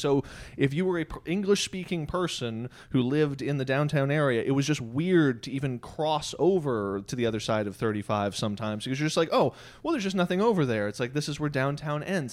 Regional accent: United States; we grew up in America

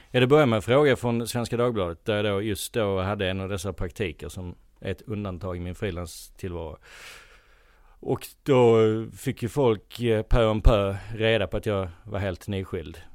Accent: Helsingborg, Skåne, Sweden; now in Stockholm, Sweden; Jag är eh, från Helsingborg från början, bott i Stockholm sedan eh, 17 år nu.

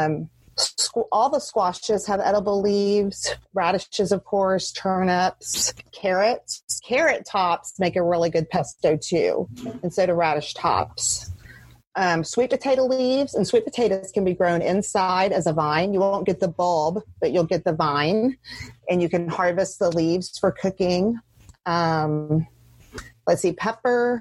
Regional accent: the South of the US, United States; I grew up in the South, and in the South of the US, you have a green with every dinner of some sort.

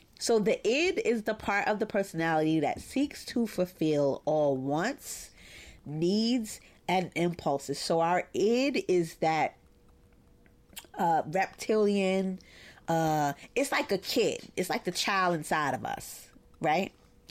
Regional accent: Brooklyn, New York, United States; It sucks because growing up in Bed-Stuy, like I'm really good at it.

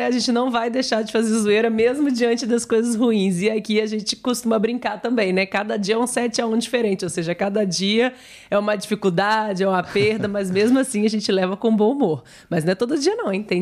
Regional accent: Mexico; Eu sou mexicano, mas minha equipe favorita foi o Brasil.

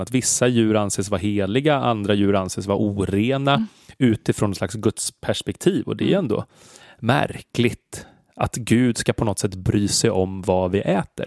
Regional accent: Stockholm, Stockholm County, Sweden; som stockholmare

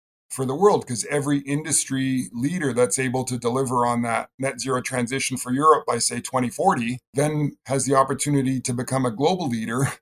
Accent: British Columbia, Canada; I grew up in British Columbia, Canada

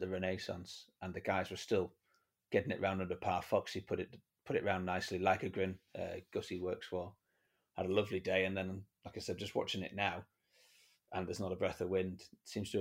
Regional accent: Penrith, North West England, United Kingdom; also born or lived in Johannesburg, South Africa; now in Cape Town, South Africa; I grew up in Penrith in the Lake District.

